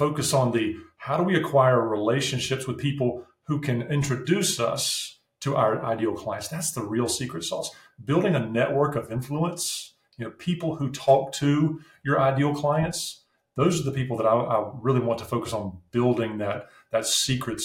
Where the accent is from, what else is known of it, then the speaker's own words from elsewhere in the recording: North Carolina, United States; accent: southern; also born or lived in New Jersey; now in Ohio, United States; Like, I'm not from Ohio, but I live here now. But I'm from North Carolina.